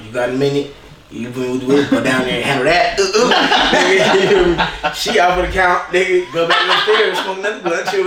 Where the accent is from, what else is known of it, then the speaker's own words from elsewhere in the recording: California, United States; moved away; I'm from California